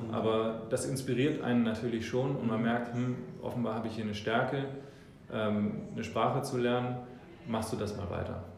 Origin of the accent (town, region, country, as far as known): Hamburg, Germany; born or raised there; also born or lived in New Zealand